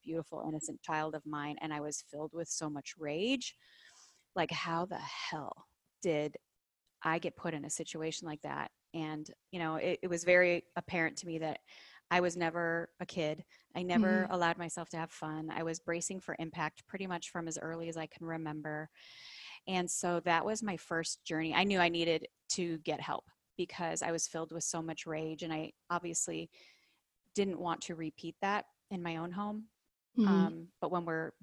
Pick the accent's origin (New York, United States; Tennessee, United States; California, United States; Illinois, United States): Illinois, United States; Chicago; I grew up in the Midwest of Chicago, Illinois